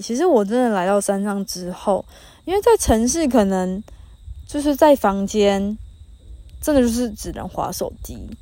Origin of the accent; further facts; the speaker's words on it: New Taipei, Taiwan; moved away as an adult; 你哪里人？然后我说：哦，北部啊。”然后他就问的很焦哦，问的很细哦，说北部哪里？我说哦，新北。